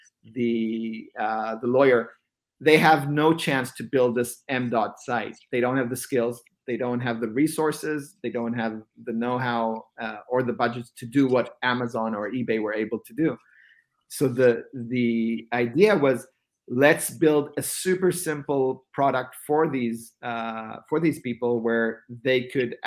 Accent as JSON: {"language": "English", "country": "Israel", "tie": "born or raised there", "moved": "as an adult", "lives_now": "Bay Area, United States", "said": "born and raised in Israel, eventually relocated to the Bay Area"}